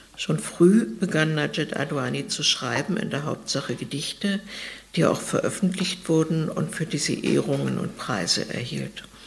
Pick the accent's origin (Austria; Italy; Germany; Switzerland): Germany; Weimar, Thuringia; now in Berlin, Germany; hier in Weimar dass auch meine Heimatstadt ist ganz zufällig, aber ich bin schon sehr lange in Berlin.